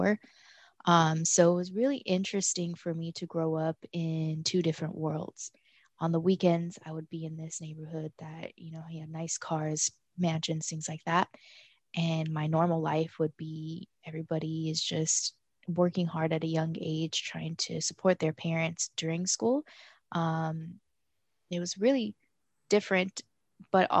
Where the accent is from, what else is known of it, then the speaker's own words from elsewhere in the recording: Denver, Colorado, United States; moved away as an adult; now in Miami, United States; I was born and raised in Denver, Colorado